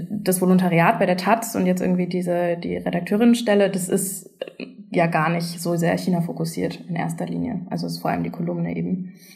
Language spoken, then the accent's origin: German; Germany; ich bin nicht nicht wirklich richtig zweisprachig aufgewachsen in Deutschland